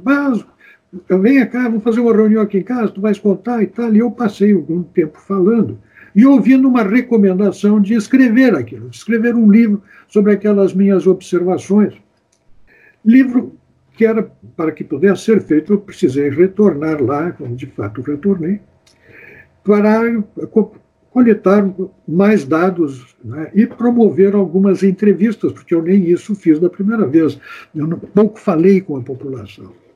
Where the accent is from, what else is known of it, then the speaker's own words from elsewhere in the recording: Santana do Livramento, Rio Grande do Sul, Brazil; now in Porto Alegre, Brazil; eu sou de Santana do Livramento, mas desde 1959 eu moro em Porto Alegre